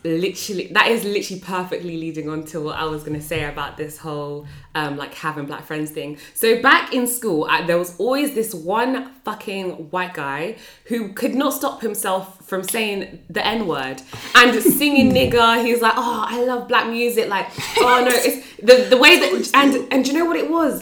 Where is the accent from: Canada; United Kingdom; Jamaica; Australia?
United Kingdom; Northampton, East Midlands; I'm from Northampton